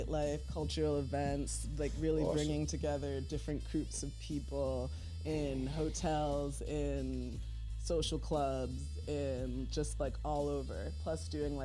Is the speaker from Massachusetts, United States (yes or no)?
yes; Massachusetts, United States; now in New York City, United States; my family's from Grenada. Dominica, but I'm first gen. I was born in Massachusetts